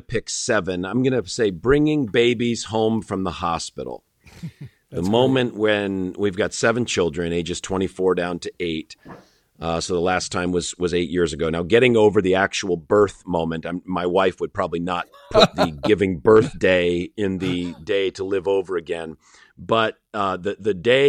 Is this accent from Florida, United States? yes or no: no; Connecticut, United States; now in Illinois, United States; I grew up in Connecticut